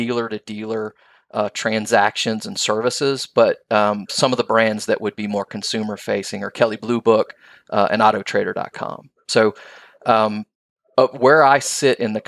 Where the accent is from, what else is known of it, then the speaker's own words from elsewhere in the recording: Mississippi Gulf Coast, United States; I grew up on the Mississippi Gulf Coast